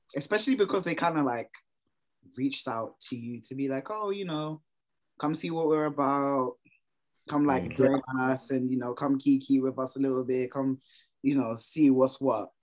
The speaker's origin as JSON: {"language": "English", "region": "London", "country": "United Kingdom", "tie": "born or raised there", "said": "as a Londoner myself"}